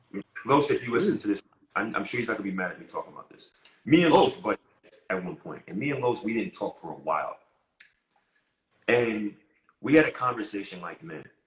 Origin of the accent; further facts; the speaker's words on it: New York City, New York, United States; I'm a kid from Queens, New York